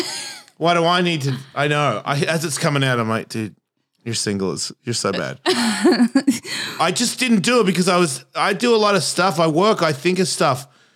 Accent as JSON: {"language": "English", "country": "Australia", "said": "But I think there's like a same as my accent. I've been here for 33 years. Why do I sound like this? I'm not Australian anymore."}